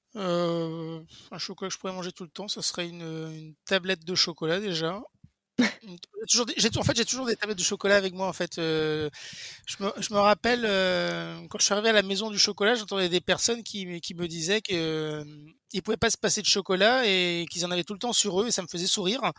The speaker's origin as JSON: {"language": "French", "region": "Brittany", "country": "France", "said": "je suis breton"}